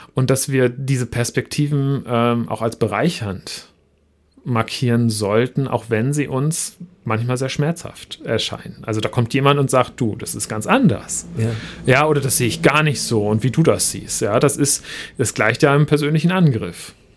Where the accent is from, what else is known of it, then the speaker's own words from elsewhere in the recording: Northern Germany, Germany; Ich komme ähm, aus Norddeutschland und da ist Schweigen Einverständnis